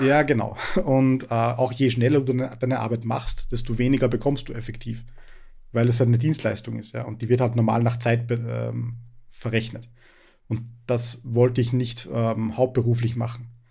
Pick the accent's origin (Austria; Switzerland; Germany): Austria; Upper Austria; ich bin äh, auch aus Oberösterreich. Äh, ich wohne in der Nähe von Linz.